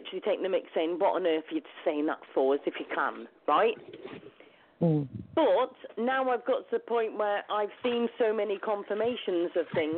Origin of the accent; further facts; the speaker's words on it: United Kingdom; also born or lived in Lancashire; I'm actually from the UK. I'm actually in the UK.